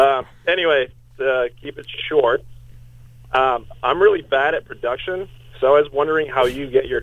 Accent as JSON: {"language": "English", "town": "Chicago", "region": "Illinois", "country": "United States", "said": "I'm from Chicago."}